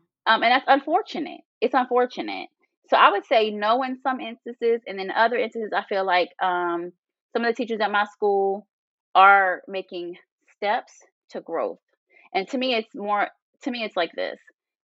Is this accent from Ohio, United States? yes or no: no; Northern Virginia, United States; moved away; I grew up in Northern Virginia